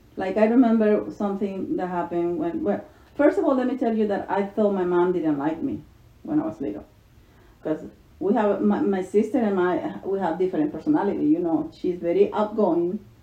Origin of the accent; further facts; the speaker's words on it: Aguilares, San Salvador, El Salvador; English is a second language; also born or lived in Jocoro, Morazán, El Salvador; now in United States; I only remember my hometown as Aguilares, and it's my hometown. Always remember that because that was my childhood